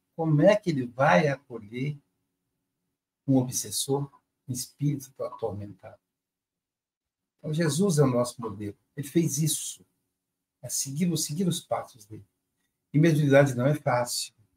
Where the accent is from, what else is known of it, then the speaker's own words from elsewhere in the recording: Muriaé, Minas Gerais, Brazil; diretamente de Muriaé, minha cidade natal